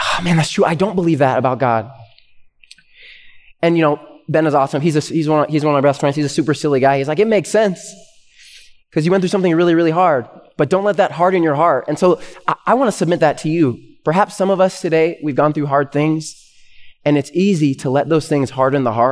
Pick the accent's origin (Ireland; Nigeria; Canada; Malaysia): Canada; now in United States; they immigrated to Canada before I was born, and then that's where I was born. I'm Canadian, and I'm a permanent resident though of the U.S.